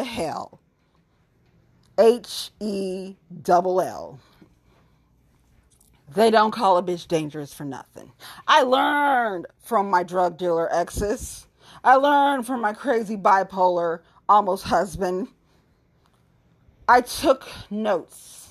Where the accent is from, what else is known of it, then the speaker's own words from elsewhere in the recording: Cincinnati, Ohio, United States; Suburban bitch was born and raised in Cincinnati